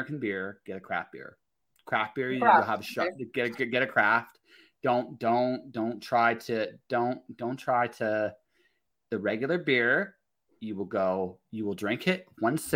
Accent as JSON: {"language": "English", "country": "Canada", "said": "I'm Canadian"}